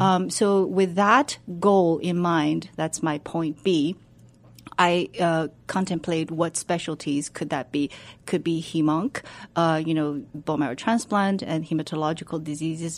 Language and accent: English; China; moved away as an adult; now in United States; I was born and raised in China. I went to college in Beijing.